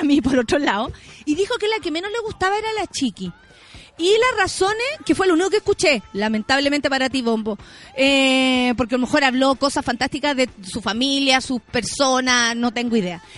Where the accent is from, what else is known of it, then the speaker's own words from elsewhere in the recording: Santiago, Santiago Metropolitan Region, Chile; somos de Santiago